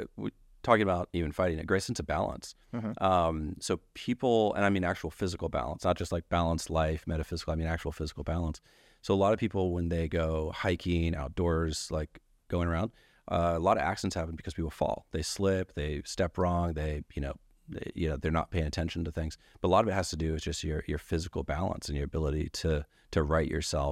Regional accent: Ketchikan, Alaska, United States; born there; I was born in Ketchikan, Alaska, and if you meet someone else born there, I probably know them, actually.

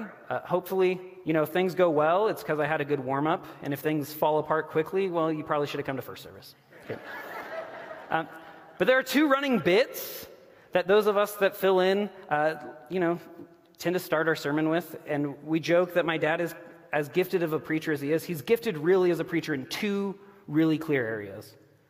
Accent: Oklahoma, United States; also born or lived in Texas; we were in Oklahoma and Texas. So I grew up in the Bible Belt, right?

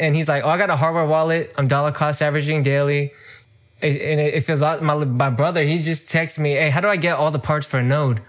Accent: Bay Area, California, United States; I'm from the Bay Area in California. I was born and raised here

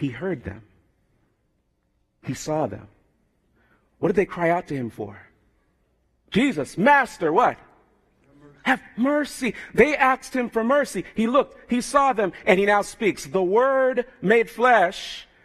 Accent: United States; I have Jamaican background, although I'm born in America

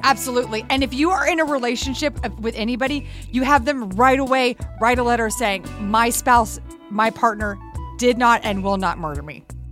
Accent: Texas, United States; I grew up in Texas

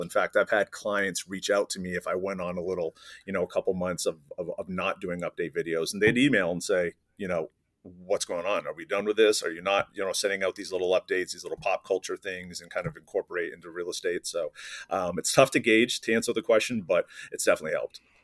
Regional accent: East Coast, United States; moved away; I'm originally from the East Coast, moved to the West Coast

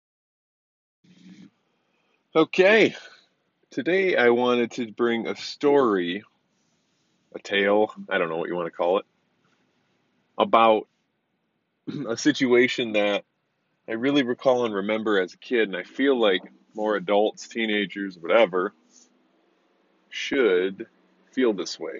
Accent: Grand Blanc, Michigan, United States; I grew up in Grand Blanc, Michigan, which is a suburb of Flint

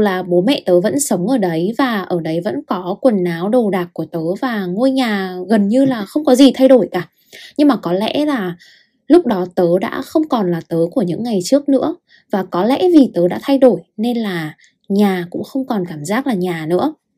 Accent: Hanoi, Vietnam; moved away as an adult; also born or lived in Russia; tớ sinh ra và lớn lên ở Hà Nội

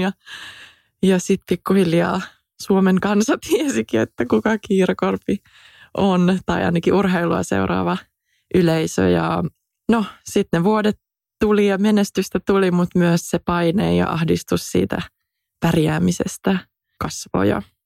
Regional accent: Finland; moved away as an adult; now in New York, United States; mä oon Suomesta, suomalainen.

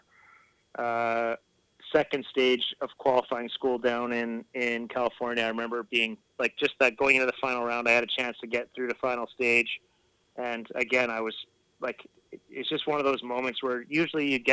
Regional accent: Saskatchewan, Canada; now in West Coast; Growing up in Saskatchewan

